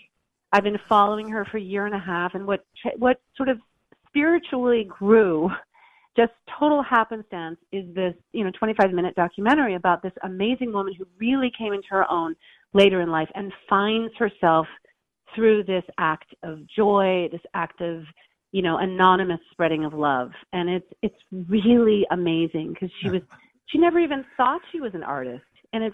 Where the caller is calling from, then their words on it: Los Angeles, California, United States; from Los Angeles. How are you guys?